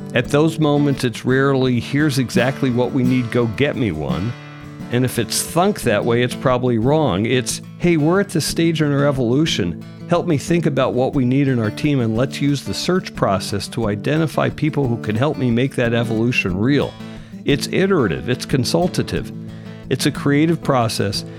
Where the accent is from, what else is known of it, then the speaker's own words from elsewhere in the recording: Philadelphia suburbs, Pennsylvania, United States; I'm from the Philadelphia suburbs